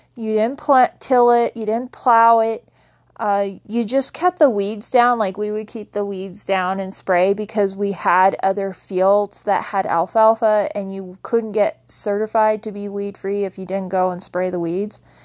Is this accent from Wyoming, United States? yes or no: yes; Wyoming, United States; I grew up in Wyoming